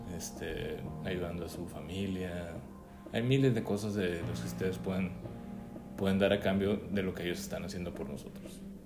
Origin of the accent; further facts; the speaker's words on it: Mexico; aquí como mexicanos